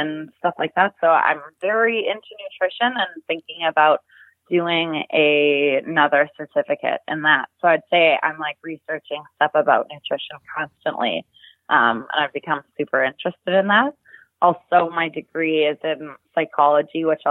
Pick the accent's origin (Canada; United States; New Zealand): Canada; Winnipeg, Manitoba; growing up in Winnipeg, Manitoba in Canada